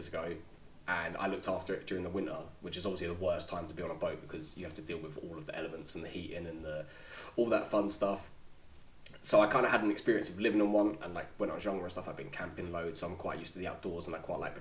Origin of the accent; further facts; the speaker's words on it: London, United Kingdom; so I've lived in London. I'm from London. I've been here 30 years now